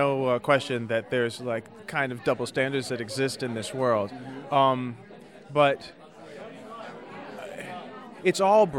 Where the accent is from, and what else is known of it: Detroit, Michigan, United States